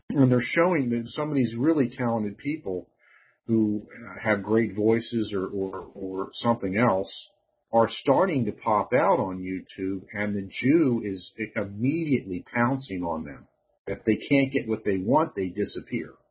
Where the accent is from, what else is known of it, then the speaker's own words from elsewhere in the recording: the North, United States; I'm from the North.